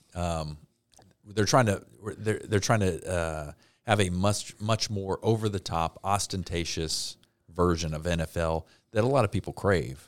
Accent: Cincinnati, Ohio, United States; I grew up in Cincinnati

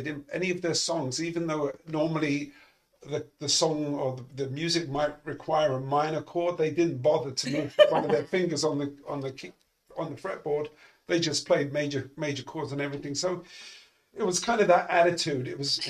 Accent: London, United Kingdom; moved away as an adult; now in United States; I was born in United Kingdom in London to a working class family.

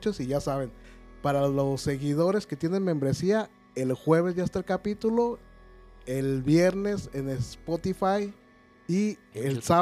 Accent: Guadalajara, Jalisco, Mexico; somos de Guadalajara, Apóyenos, de Oblatos

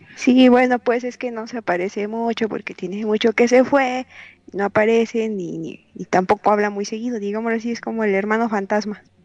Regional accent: Reynosa, Tamaulipas, Mexico; moved away; cuando era niña y vivía en Reynosa, Tamaulipas, es en la frontera con Estados Unidos.

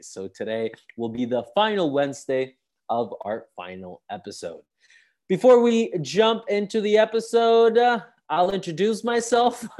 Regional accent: Sicily, Italy; I'm from Sicily

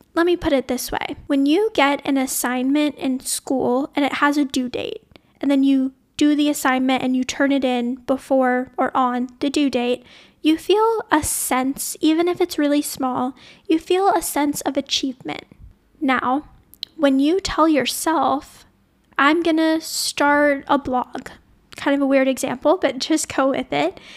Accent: New Orleans, Louisiana, United States; moved away as an adult; also born or lived in Sonoma, California; I grew up in New Orleans, Louisiana, which is pretty deep in the South

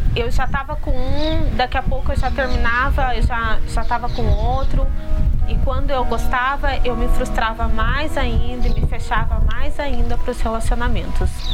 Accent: Piracicaba, São Paulo, Brazil; sou de Piracicaba, tenho 30 anos

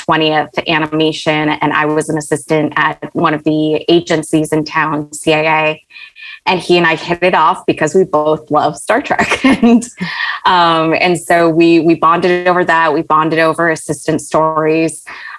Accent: Riyadh, Riyadh Province, Saudi Arabia; also born or lived in Malaysia; And I was born in Malaysia and we moved to Saudi Arabia in Riyadh, small compound, no television.

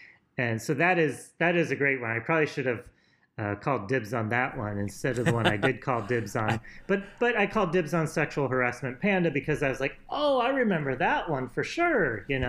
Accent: Illinois, United States; I'm a slow talker. I'm from Illinois.

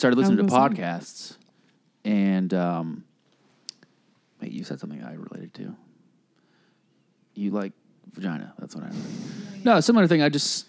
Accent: Ireland; I'm Irish. You know what that means?

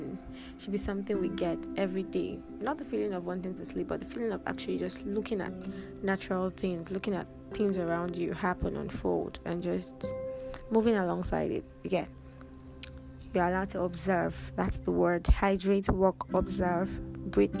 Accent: Nigeria; we grew up in Nigeria

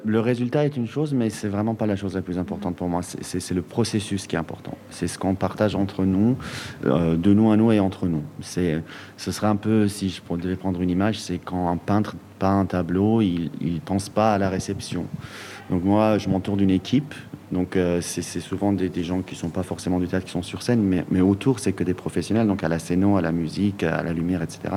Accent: Iran; now in Belgium; mon pays d'origine, qui est l'Iran

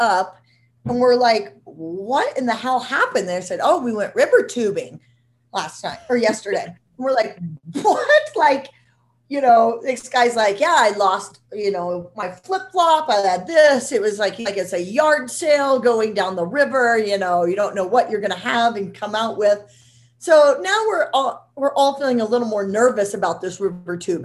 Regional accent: Nebraska, United States; I'm from Nebraska

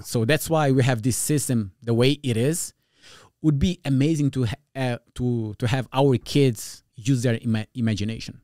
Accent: Portugal; first language Portuguese Creole; English is a second language; also born or lived in New Jersey, United States; now in California, United States; I'm originally from Portugal, from a, a neighborhood, like, tough neighborhood.

